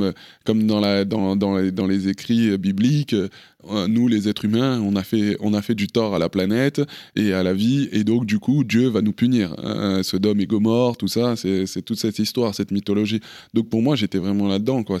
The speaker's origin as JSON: {"language": "French", "country": "France", "tie": "born or raised there", "also_born_or_lived": "Paris, France / Kinshasa, Democratic Republic of the Congo", "said": "j'ai grandi, euh, entre la France et le Congo. Je suis né à Paris"}